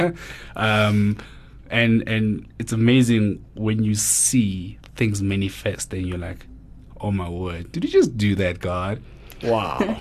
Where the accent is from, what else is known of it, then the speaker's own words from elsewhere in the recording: Mamelodi, Gauteng, South Africa; born and bred in Mamelodi